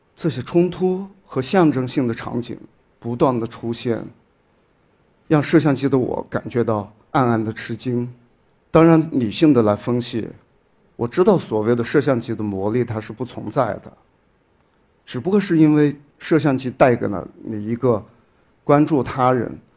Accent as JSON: {"language": "Chinese", "town": "Shaoyang", "region": "Hunan", "country": "China", "tie": "born or raised there", "moved": "as an adult", "said": "这个区域是在我的家乡，随您这个地方跟我的老家邵阳市，是，是属于同样的一个行政市。我在我的老家生活了将近有二十多年"}